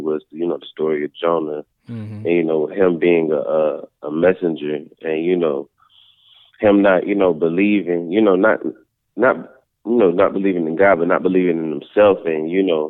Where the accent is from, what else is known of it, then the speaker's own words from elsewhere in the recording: Georgia, United States; also born or lived in Philadelphia, Pennsylvania / Atlanta, Georgia; I was born in South Philly. I moved to Georgia when I was 2